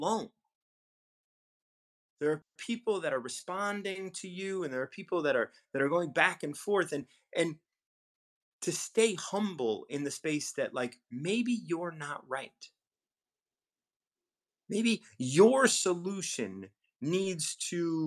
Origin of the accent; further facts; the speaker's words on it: Chicago, Illinois, United States; I was born and raised in Chicago